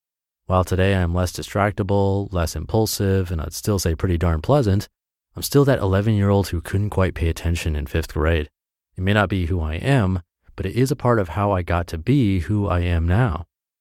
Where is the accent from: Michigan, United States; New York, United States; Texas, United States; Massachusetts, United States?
Michigan, United States; Ann Arbor; now in Minneapolis, United States; I've spent the last week in my hometown of Ann Arbor, Michigan. I'm heading back to Minneapolis today, but I've had a great time visiting family and friends here.